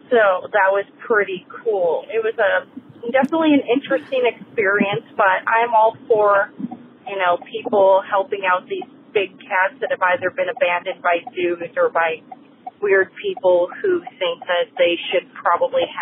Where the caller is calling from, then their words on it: Aliso Viejo, California, United States; I'm calling from Aliso Viejo, California